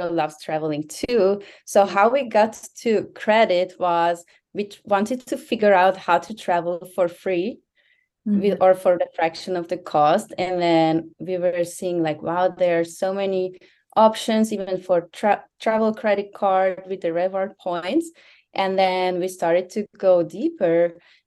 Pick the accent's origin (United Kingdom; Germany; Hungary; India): Hungary; moved away as an adult; also born or lived in Vienna, Austria / Australia; now in Miami, United States; I'm originally from Hungary